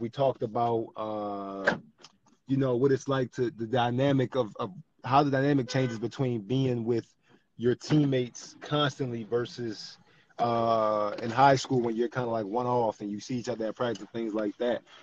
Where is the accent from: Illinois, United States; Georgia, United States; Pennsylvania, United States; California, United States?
Pennsylvania, United States; Philadelphia; growing up in Philly and South Philly especially growing up in South Philly